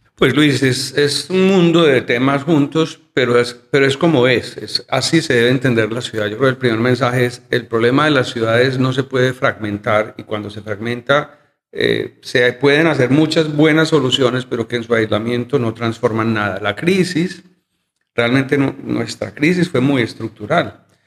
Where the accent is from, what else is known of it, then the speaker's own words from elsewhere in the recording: Medellín, Antioquia, Colombia; yo soy un arquitecto de Medellín, yo he vivido toda, toda mi vida en la ciudad, nunca me fui.